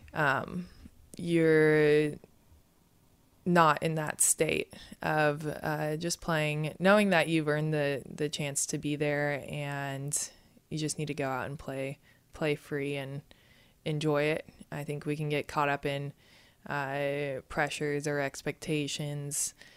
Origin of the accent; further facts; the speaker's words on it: Santa Barbara, California, United States; We were both uh, born and raised in Santa Barbara, California